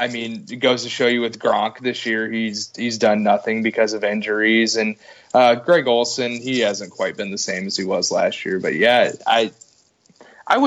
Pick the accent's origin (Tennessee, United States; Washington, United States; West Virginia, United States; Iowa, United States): Iowa, United States; I'm not from Florida. I'm from Iowa